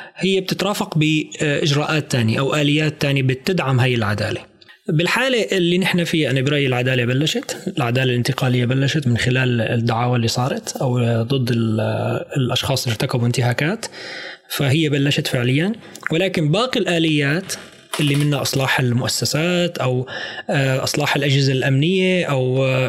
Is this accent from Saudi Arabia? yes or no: no; Syria; نحن كسوريين او سوريات